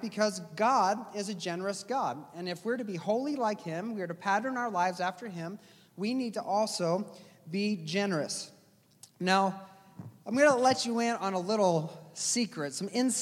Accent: United States

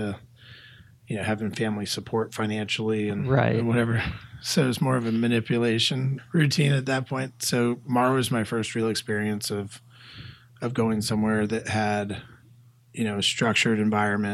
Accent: Massachusetts, United States; moved away as an adult; now in Atlanta, United States; I came from Massachusetts and moved down here in my early 20s

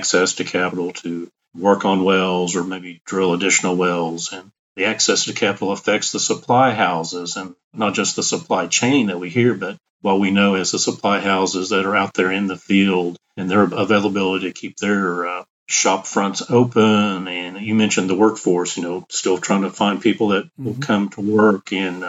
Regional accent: Tulsa, Oklahoma, United States; I'm fortunate to grow up in Tulsa, Oklahoma, the original oil capital of the United States and the world. So enjoyed growing up in Tulsa

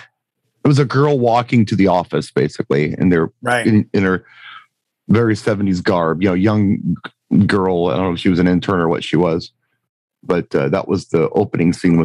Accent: United States; I'm an American over 35

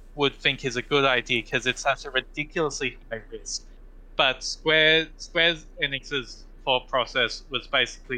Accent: Australia; I'm Australian

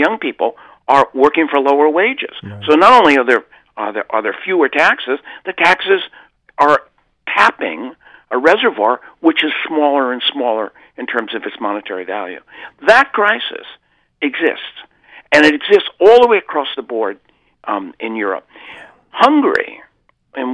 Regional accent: California, United States; I'm from California

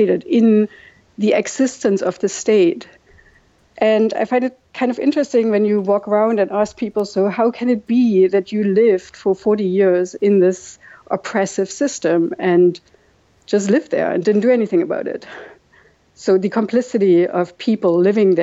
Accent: Chemnitz, Saxony, Germany; English is a second language; moved away as an adult; also born or lived in Dresden, Germany / Berlin, Germany; now in New York, United States; I grew up in East Germany, you know, and the East Germans are being brought up to, like, be modest people

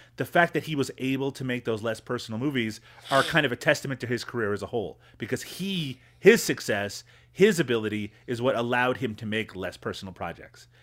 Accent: Newfoundland and Labrador, Canada; when I was growing up in Newfoundland

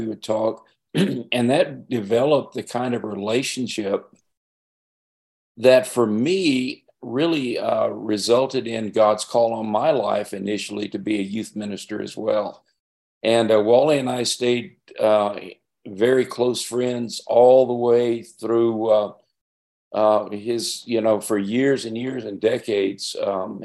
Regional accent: Albuquerque, New Mexico, United States; also born or lived in Nevada; now in Arizona, United States; I grew up in Albuquerque

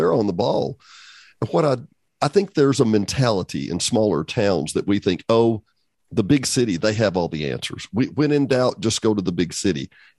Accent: Benton, Arkansas, United States; now in Hot Springs Village, United States; I grew up in Benton, okay?

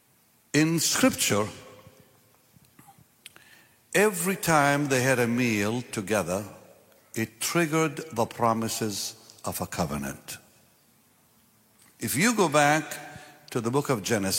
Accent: Israel; moved away; I'm from Israel

